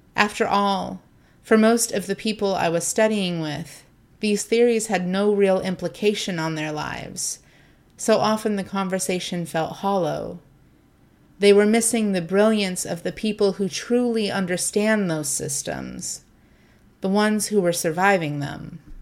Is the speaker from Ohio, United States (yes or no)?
yes; Ohio, United States; also born or lived in Southern California; I grew up in a smallish working class town in Ohio. Well, to be fair, I was born in Southern California and moved to Ohio when I was 10. Still, it's home for me